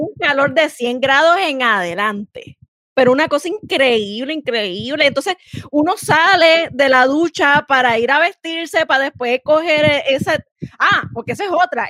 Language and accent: Spanish; San Juan, Puerto Rico; yo soy Juanera, soy Juanera, la capital de Puerto Rico